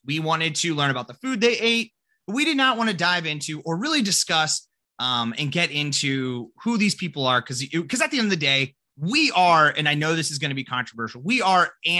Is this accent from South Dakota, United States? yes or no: yes; South Dakota, United States; We're from South Dakota.